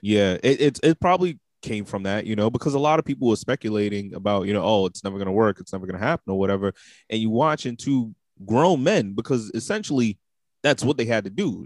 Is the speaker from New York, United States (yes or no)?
yes; New York City, New York, United States; I'm from Brooklyn